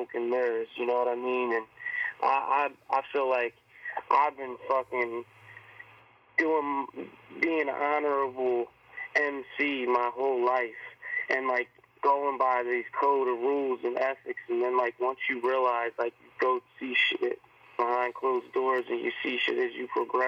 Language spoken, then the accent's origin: English; New Jersey, United States; I'm from South Jersey